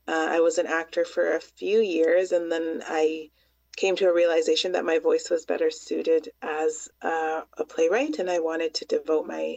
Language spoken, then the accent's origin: English; Toronto, Ontario, Canada; where I grew up in Scarborough